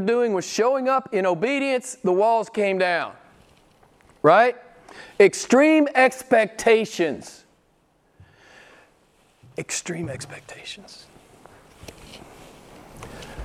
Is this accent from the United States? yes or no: yes; United States; I'm an American